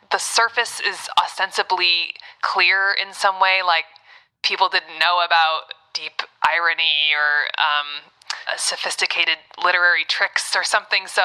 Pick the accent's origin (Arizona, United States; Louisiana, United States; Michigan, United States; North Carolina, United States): Michigan, United States; Ann Arbor; also born or lived in New York / Texas / California / Boston; I'm from Ann Arbor, and then, Michigan. and then New York.